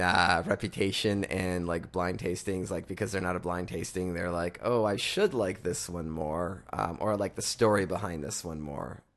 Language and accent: English; Canada; we're from Canada